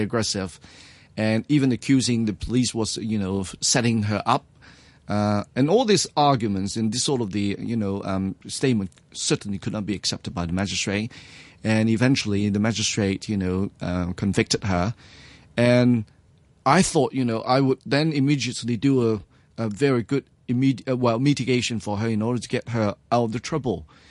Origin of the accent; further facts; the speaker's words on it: New Territories, Hong Kong; I was born in Hong Kong, actually, to be precise, uh, in Mill Territory. Uh, I came from, uh, the rural family